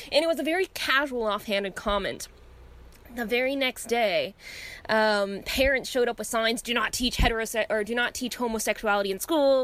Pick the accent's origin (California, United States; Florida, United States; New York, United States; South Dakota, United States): California, United States; Orange County; I went to school in suburbia, but it was really conservative suburbia. Like when it comes to California, I was in Orange County